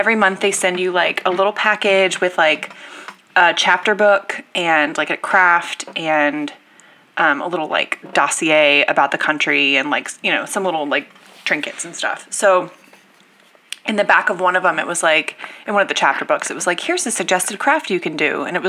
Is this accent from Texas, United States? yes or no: yes; Texas, United States; I am personally from Texas.